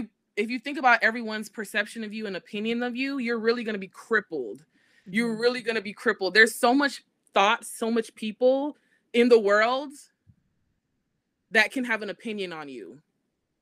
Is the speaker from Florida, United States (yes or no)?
yes; Florida, United States; I'm from Florida, and I went to Florida State University